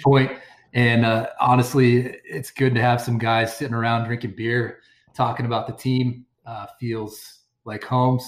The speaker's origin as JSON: {"language": "English", "region": "Montana", "country": "United States", "tie": "born or raised there", "said": "I was born and raised in Montana"}